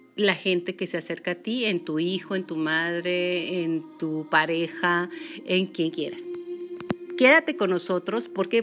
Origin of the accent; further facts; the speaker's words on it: Julimes, Chihuahua, Mexico; mi pueblo, que es Julime